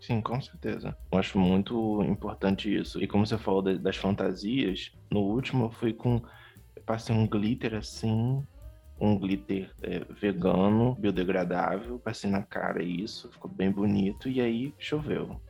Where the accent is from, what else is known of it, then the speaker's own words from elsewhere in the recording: Rio de Janeiro, Brazil; como um bom carioca, não tanto da gema